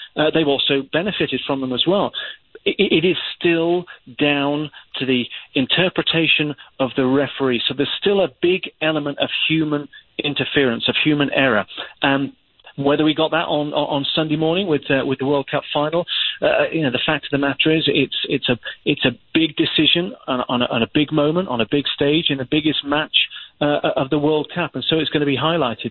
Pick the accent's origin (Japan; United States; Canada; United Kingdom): United Kingdom; England; an Englishman